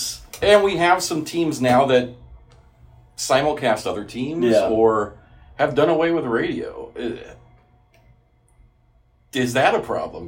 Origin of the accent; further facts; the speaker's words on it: Albuquerque, New Mexico, United States; As a kid, I grew up in Albuquerque